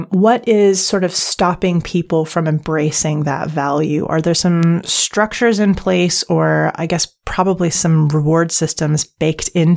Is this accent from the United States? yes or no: no; Canada; moved away; my home country of Canada